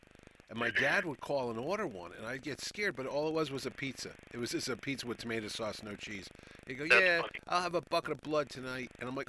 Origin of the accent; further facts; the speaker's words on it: New Haven, Connecticut, United States; There's a page on Facebook called Growing Up in New Haven, and I like watching it because they mention old bars that are long gone and bookstores that I used to go to.